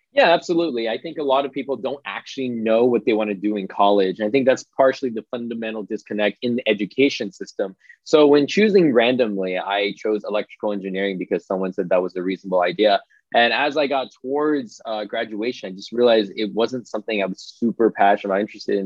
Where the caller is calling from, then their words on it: Santa Monica, California, United States; I'm calling in from Santa Monica, California, which is basically part of Los Angeles.